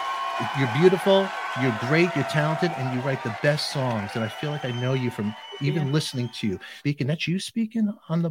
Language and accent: English; New York City, New York, United States; I'm from Brooklyn.